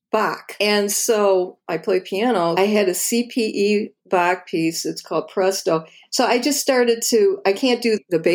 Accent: Toledo, Ohio, United States; I grew up in Toledo, Ohio, which is the hometown of Art Tatum

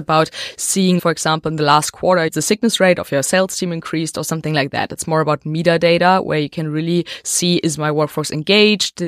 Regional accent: Berlin, Germany; We are based in Berlin, and we are from Berlin

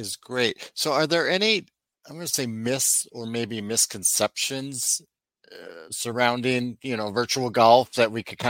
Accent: Wisconsin, United States; I'm from Wisconsin

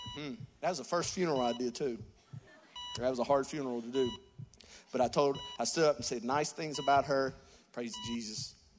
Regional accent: West Virginia, United States; I'm from West Virginia. We got deers and bears

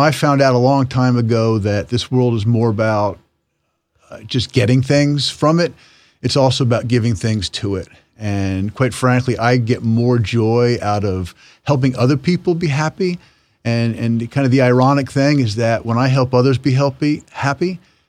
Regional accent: Easton, Pennsylvania, United States; now in Stroudsburg, United States; I grew up in Easton.

